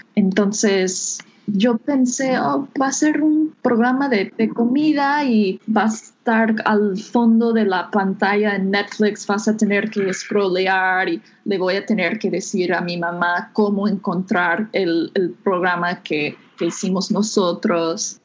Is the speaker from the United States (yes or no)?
yes; United States; Spanish is a second language; moved away as an adult; now in Mexico; soy de, Estados Unidos